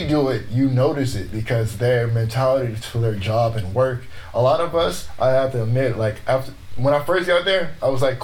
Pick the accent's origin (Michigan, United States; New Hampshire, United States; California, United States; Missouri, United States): California, United States; Los Angeles; I grew up in Los Angeles, California